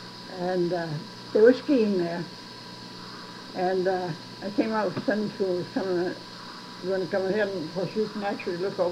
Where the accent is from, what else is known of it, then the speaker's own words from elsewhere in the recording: Brookline, New Hampshire, United States; moved away; I'm from Brookline, New Hampshire.